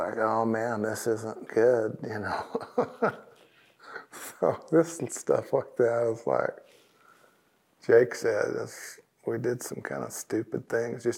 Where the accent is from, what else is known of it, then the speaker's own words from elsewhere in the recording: Southern California, United States; I'm from Southern California area